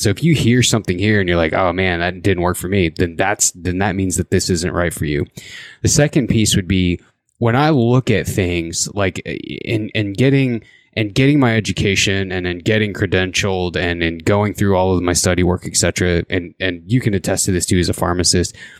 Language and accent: English; Indiana, United States; born or raised there; now in Idaho, United States